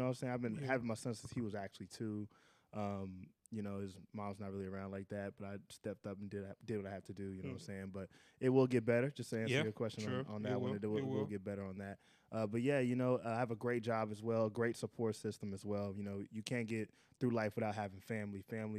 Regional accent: Dallas, Texas, United States; I'm born and raised here, you know what I'm saying? I was born and raised in Dallas, Texas

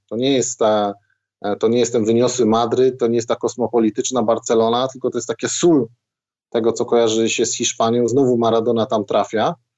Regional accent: Zabrze, Silesian Voivodeship, Poland; Ja pochodzę z Zabrza. Szary, górnicze miasto, Górnik Zabrze za oknem

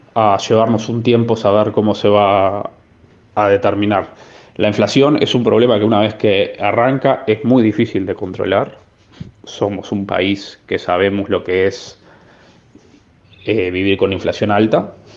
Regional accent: Uruguay; moved away; nosotros que somos uruguayos y estamos acostumbrados a vivir con tasas de inflación altas

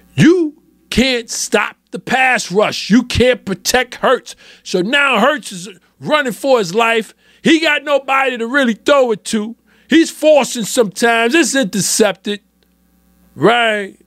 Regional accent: New York City, New York, United States; I'm born and raised in New York City.

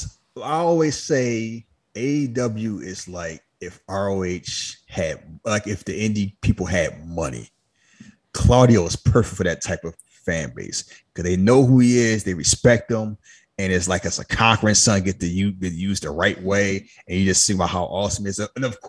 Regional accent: Canada; I don't know what you're talking about. I'm Canadian.

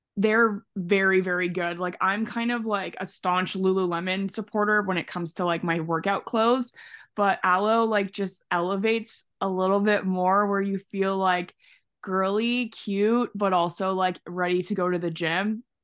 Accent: Canada; I'm from Canada

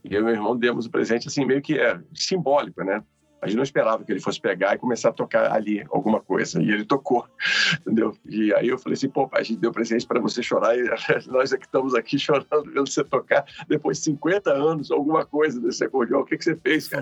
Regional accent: Ituiutaba, Minas Gerais, Brazil; now in Rio de Janeiro, Brazil; sou mineiro de Ituiutaba

